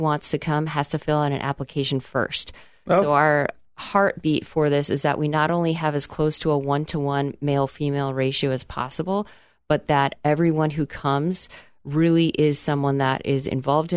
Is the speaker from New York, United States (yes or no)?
no; Chicago, Illinois, United States; I grew up in the Chicagoland area